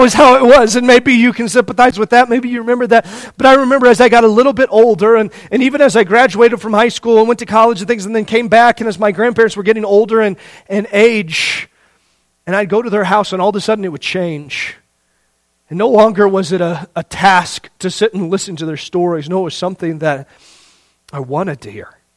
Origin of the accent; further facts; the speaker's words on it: Indiana, United States; growing up in Indiana